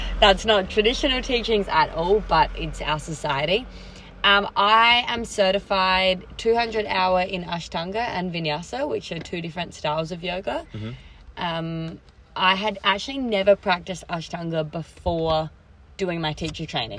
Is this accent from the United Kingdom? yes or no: no; Australia; I'm an Aussie girl